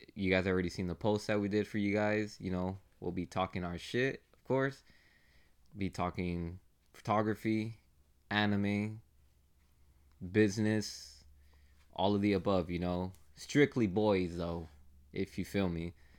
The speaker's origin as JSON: {"language": "English", "town": "Phoenix", "region": "Arizona", "country": "United States", "said": "We're from Phoenix"}